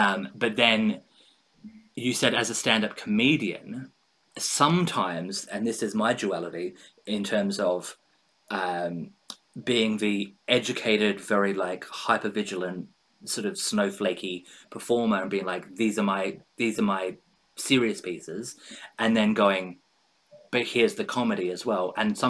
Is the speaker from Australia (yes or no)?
yes; Australia; this is something as an Australian, and I think many Australians will feel that struggle, internal struggle, because we are a, as an Australian, we're a take the piss, have a laugh, kind of like that lad quote unquote culture.